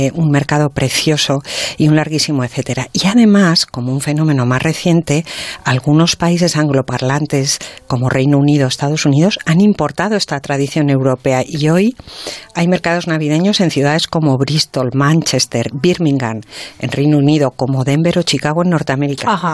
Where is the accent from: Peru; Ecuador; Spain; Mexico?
Spain; Santander, Cantabria; yo que soy de Santander